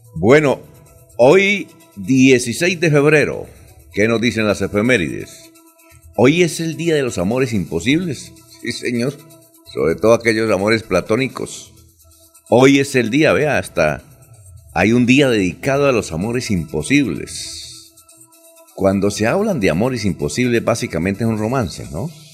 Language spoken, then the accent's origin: Spanish; Barichara, Santander, Colombia; yo soy de Barichara